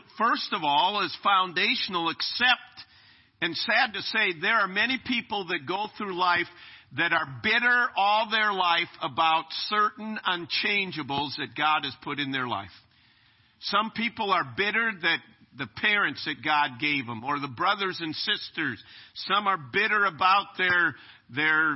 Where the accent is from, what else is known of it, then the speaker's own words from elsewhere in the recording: United States; I'm a citizen of America